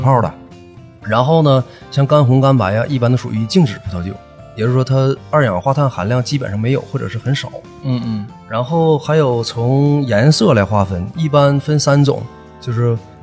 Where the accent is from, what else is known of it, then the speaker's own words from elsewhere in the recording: Northeast China, China; accent: Northeastern Mandarin (东北话); 按我们东北话说就是酒人儿